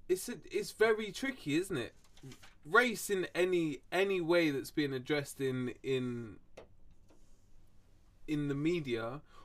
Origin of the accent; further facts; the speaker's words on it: London, United Kingdom; I think I'm just blessed from where I'm from, London. I was fucking fortunate that I grew up in London.